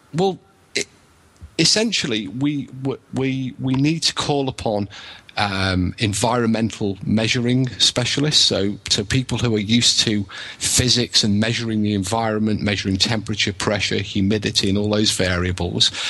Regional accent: England, United Kingdom; now in Wales, United Kingdom; I'm English, but I live in Wales

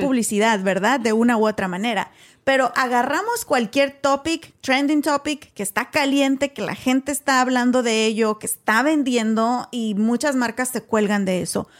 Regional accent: Mexico; now in United States; vengo de México igual que tú, nací, crecí, estudié en México

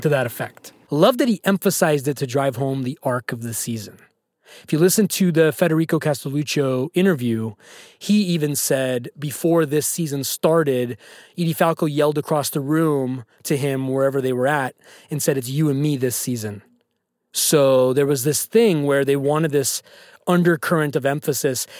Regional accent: California, United States; I lived in California. I grew up in California

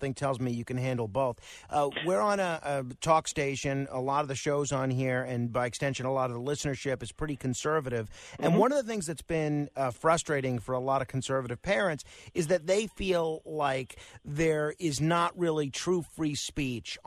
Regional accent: New York City, New York, United States; Staten Island. My hometown.

